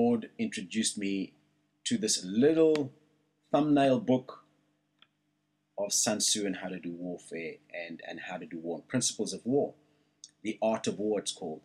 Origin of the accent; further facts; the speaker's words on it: South Africa; now in Australia; Where I'm from